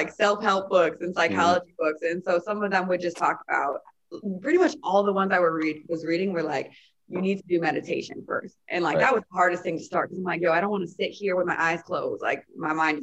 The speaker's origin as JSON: {"language": "English", "town": "Chicago", "region": "Illinois", "country": "United States", "tie": "born or raised there", "said": "playing in front of my hometown"}